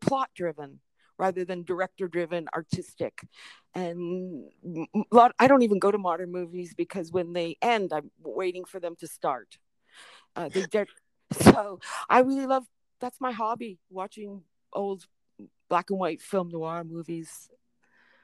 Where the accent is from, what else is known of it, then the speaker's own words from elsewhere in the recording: Canada; also born or lived in Detroit, Michigan, United States; when my twin sister and me were 3 months old, we were brought to Canada